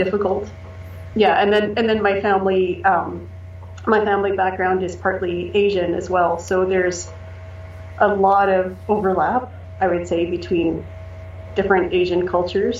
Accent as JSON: {"language": "English", "country": "Canada", "also_born_or_lived": "Japan", "said": "I'm Canadian"}